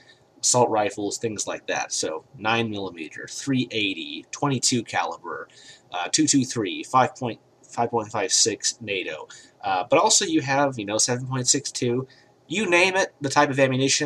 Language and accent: English; United States; I'm an American